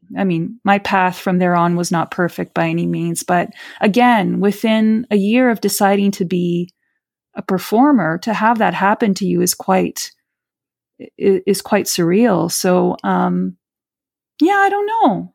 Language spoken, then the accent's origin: English; Rio de Janeiro, Brazil; now in Canada; I'm Brazilian. I'm from Rio de Janeiro.